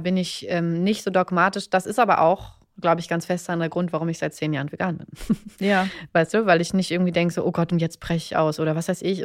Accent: Berlin, Germany; ich komme aus Berlin

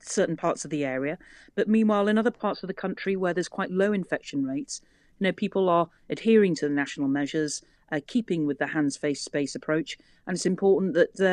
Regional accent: Liverpool, North West England, United Kingdom; I grew up in Liverpool and it's a great city

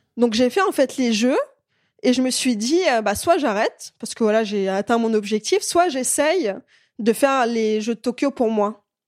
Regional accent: France; also born or lived in Belarus; je suis, euh, née en Biélorussie, euh, j'ai commencé la gymnastique rythmique à l'âge de quatre ans. Et je suis arrivée en France à l'âge de six ans

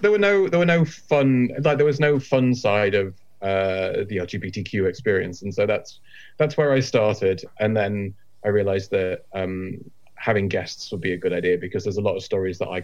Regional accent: Yorkshire and the Humber, United Kingdom; I'm from Yorkshire

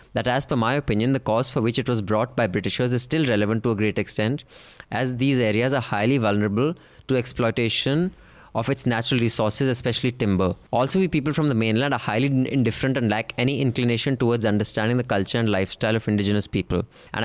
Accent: Dehradun, Uttarakhand, India; I should be allowed to, you know, purchase land in my hometown, Dehradun

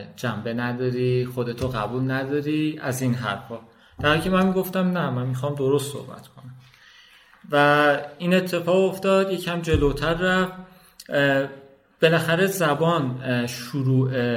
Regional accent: Kojovar village, near Tabriz, East Azerbaijan, Iran; first language Azerbaijani Turkish; Persian is a second language; moved away as an adult; now in Tehran, Iran; من توی حالا روستایی به دنیا اومدم و فکر میکردم کل دنیا اینجاست

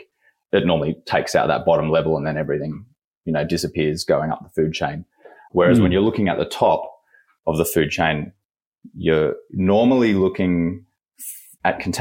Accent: Sydney, New South Wales, Australia; moved away as an adult; now in Perth, Australia; I'm from Sydney originally.

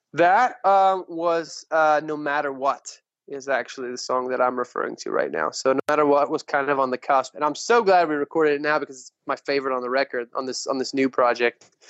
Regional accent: West Texas, United States; also born or lived in Montana / Lubbock, Texas; born and raised in West Texas

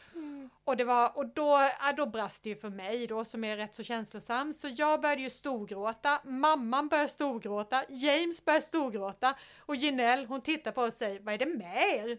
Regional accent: Sweden; jag är en svensk tjej i 50-årsåldern

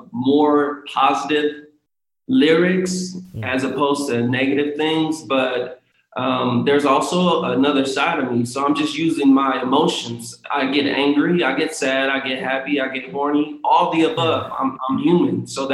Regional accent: Kansas, United States; now in Los Angeles, United States; I moved to LA. Yeah. I'm from Kansas originally, but I moved to LA and I wanted to act.

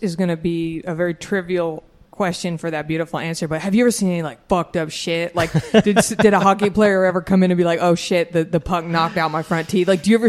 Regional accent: Dallas, Texas, United States; also born or lived in Austin; I'm from Dallas

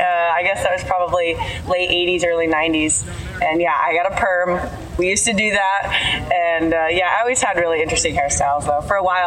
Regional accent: Caldwell, Idaho, United States; moved away as an adult; also born or lived in Washington, D.C.; I grew up in Idaho in a small town outside of Boise, and called Caldwell, with two older brothers and both my parents. And I lived there for 17 years before I went off to college.

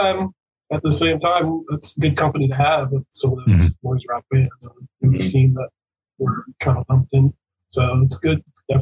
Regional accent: Baltimore, Maryland, United States; I'm born and raised in Baltimore. I grew up just outside the city in the burbs, but I mean, I've never lived anywhere else.

